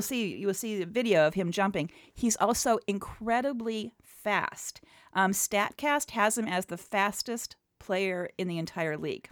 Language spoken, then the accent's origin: English; outside of Cleveland, Ohio, United States; I grew up outside of Cleveland.